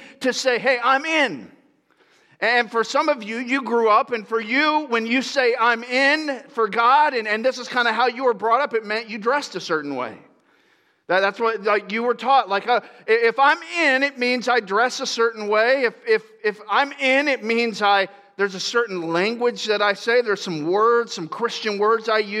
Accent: Tampa, Florida, United States; I grew up in Florida

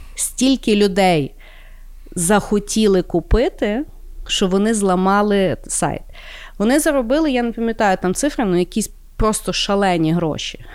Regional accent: Ukraine; я з України

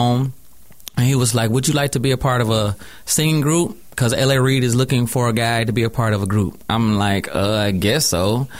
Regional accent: College Park, Georgia, United States; also born or lived in Henry County, Georgia; I'm from Atlanta, Georgia. I'm an AT alien first.

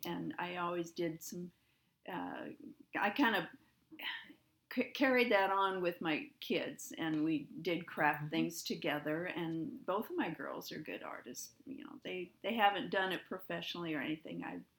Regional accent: Crete, United States; Well, I grew up in Crete, and I still live in Crete.

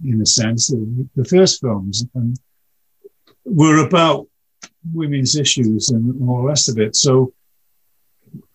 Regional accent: United Kingdom; we're British

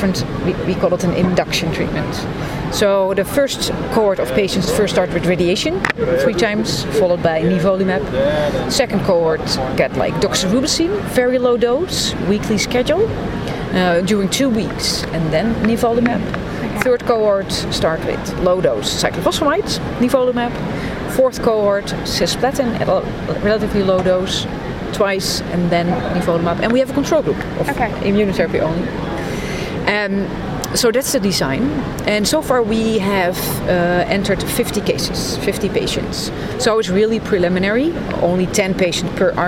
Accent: Amsterdam, North Holland, Netherlands; I'm from Amsterdam, the Netherlands

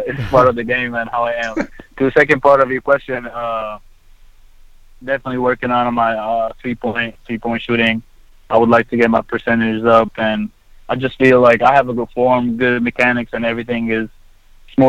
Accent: Egypt; also born or lived in Texas; now in United States; born and raised in Egypt and growing up in Egypt and then moving here to pursue my dream of playing basketball

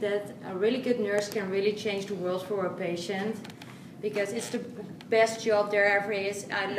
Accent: Netherlands; I come from the Netherlands

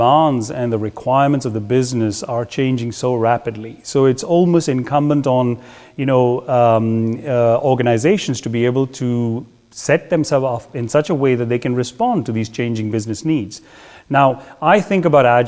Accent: India; moved away as an adult; also born or lived in Belgium / England / Netherlands; born in India and, I'm a Belgian by my nationality.

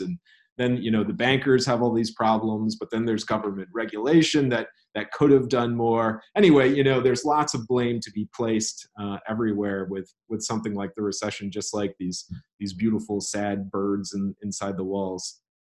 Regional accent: Elma, Michigan, United States; moved away as an adult; now in South Carolina, United States; my hometown in Elma, Michigan

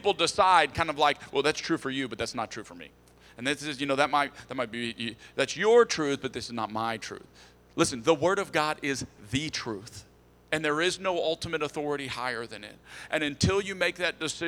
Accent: Texas, United States; we're from Texas

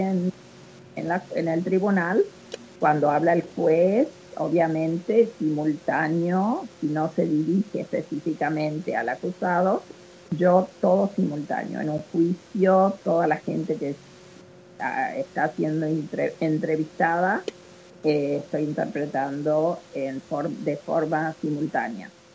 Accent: Argentina; accent: Argentine; moved away as an adult; now in Memphis, United States; y nosotras somos argentinas, y yo sigo, a pesar de, de estar en Estados Unidos hace 54 años, eh, lógicamente igual hablo como argentina

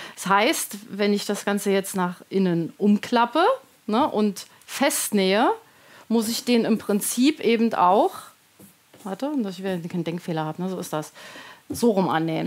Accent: Berlin, Germany; now in near Frankfurt, Germany; ich wohne in der Nähe von Frankfurt. Genau, bin aber geborene Berlinerin.

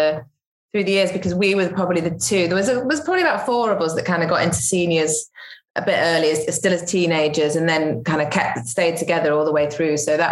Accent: Stockport, North West England, United Kingdom; also born or lived in Withington, Manchester; I was born in Withington in Manchester, and I grew up in Stockport, which is just south of Manchester

